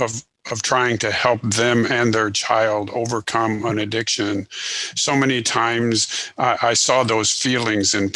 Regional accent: Illinois, United States; moved away as an adult; now in Houston, United States; I was born in Illinois, went to school there, and then I'm currently located just outside of Houston, Texas

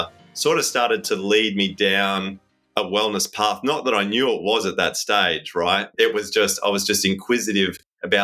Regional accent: Gold Coast, Queensland, Australia; I grew up in Palm Beach on the Gold Coast.

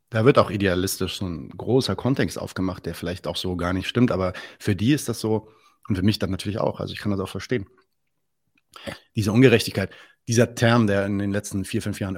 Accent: Lebanon; ja, nee, nee, ich bin Libanese.

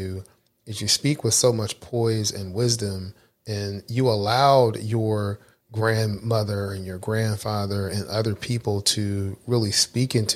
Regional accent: Philadelphia, Pennsylvania, United States; moved away; I'm originally from Philadelphia, so I'm a Philadelphia Eagles fan

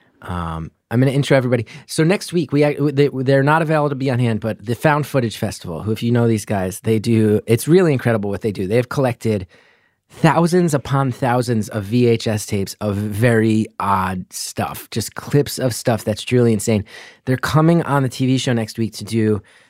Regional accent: New Jersey, United States; growing up in North Jersey

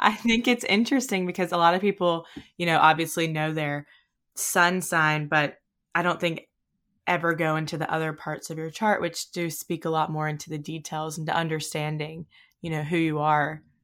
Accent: Mississippi, United States; moved away as an adult; also born or lived in Hawaii; we're from Mississippi, but I moved to Hawaii after college

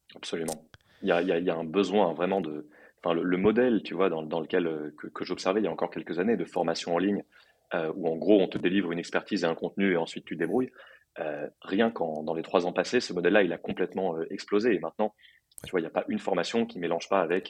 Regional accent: Paris, Île-de-France, France; moved away as an adult; also born or lived in New York; j'ai grandi à Paris

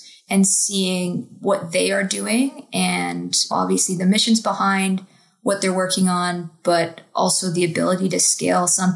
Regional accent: Toronto, Ontario, Canada; Growing up in Toronto

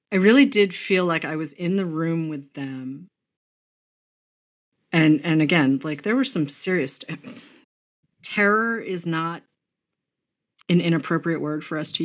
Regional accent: New England, United States; I grew up in New England, you know, sort of famously abolitionist

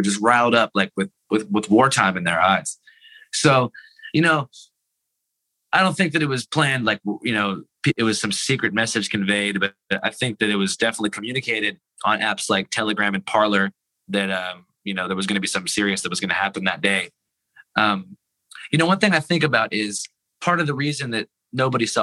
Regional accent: Seattle, Washington, United States; I'm from Seattle, I'm from Capitol Hill. I grew up in the exact area where the occupied protest was

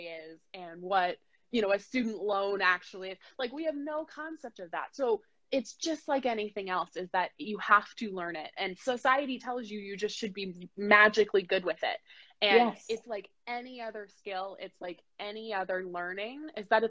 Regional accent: United States; I was born in the United States.

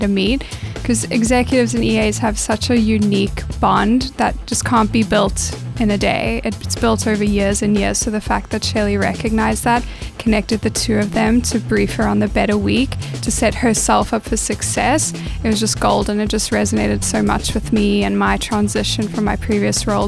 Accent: South Africa; as a South African

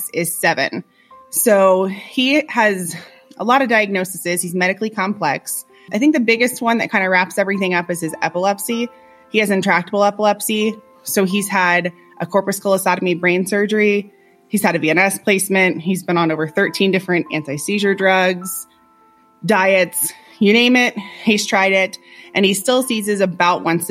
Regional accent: Florida, United States; moved away as an adult; We lived in Florida. We're both from Florida. We've lived there our entire lives

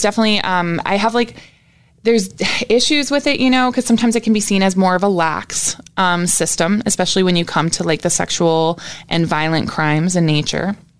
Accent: New Brunswick, Canada; also born or lived in Jacksonville, Florida, United States; now in Orlando, United States; I lived majority of my life in New Brunswick, Canada

